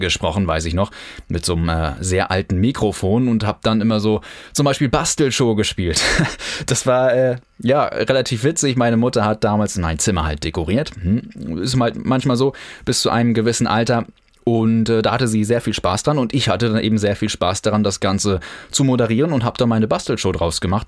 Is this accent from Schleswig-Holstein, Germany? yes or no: yes; Kiel, Schleswig-Holstein, Germany; Ich bin in Kiel geboren und aufgewachsen